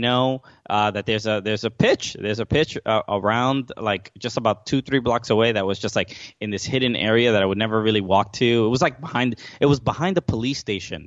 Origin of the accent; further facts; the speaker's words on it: New York City, New York, United States; moved away as an adult; now in New Jersey, United States; I grew up in Brooklyn my entire life